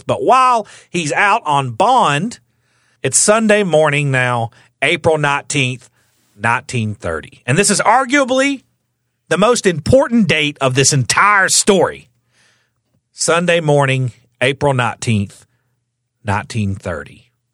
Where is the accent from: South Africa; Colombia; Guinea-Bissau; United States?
United States; the South; growing up in the South